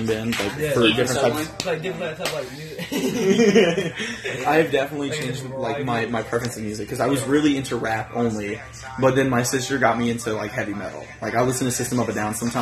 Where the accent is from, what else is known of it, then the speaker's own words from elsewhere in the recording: New York, United States; now in Virginia, United States; I'm from New York